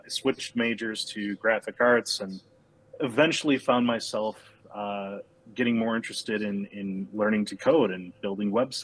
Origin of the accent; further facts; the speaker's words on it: Milwaukee, Wisconsin, United States; Born and raised in Milwaukee.